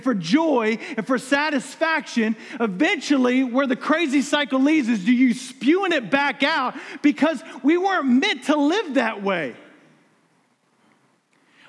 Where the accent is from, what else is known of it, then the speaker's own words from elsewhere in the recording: United States; I'm an American.